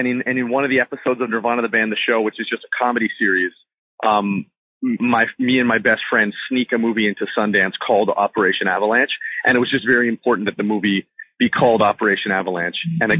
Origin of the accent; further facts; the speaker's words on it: Canada; I shouldn't say we because I'm Canadian